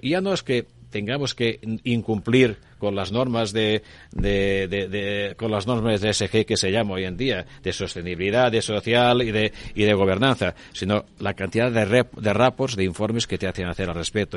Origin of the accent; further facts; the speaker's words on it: Spain; somos españoles y estamos en Europa